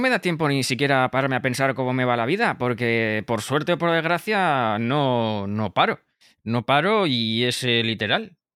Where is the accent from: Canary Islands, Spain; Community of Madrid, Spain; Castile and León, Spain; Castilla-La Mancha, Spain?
Community of Madrid, Spain; Móstoles; yo soy de Móstoles. ¿Qué tal? ¿Cómo estáis?